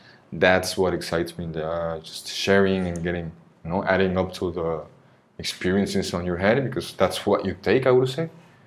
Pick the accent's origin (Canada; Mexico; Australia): Mexico; Oaxaca; English is a second language; also born or lived in Veracruz / United States; now in Mérida, Mexico; And the longest part of my life I've lived in the places in Oaxaca